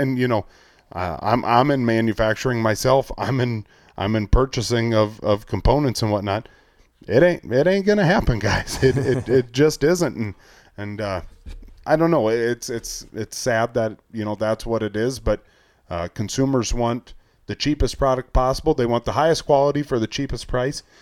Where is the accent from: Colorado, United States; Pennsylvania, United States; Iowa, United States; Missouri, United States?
Iowa, United States; Northwest; growing up in Northwest Iowa, three minutes from the Minnesota border